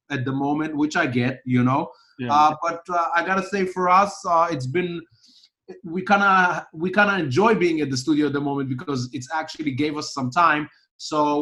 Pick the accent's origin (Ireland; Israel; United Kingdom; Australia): Israel; I grew up in Israel listening to all these genres